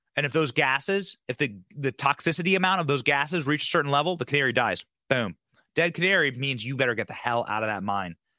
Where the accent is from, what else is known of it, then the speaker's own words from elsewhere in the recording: Cedar Rapids, Iowa, United States; moved away; my hometown in Cedar Rapids, Iowa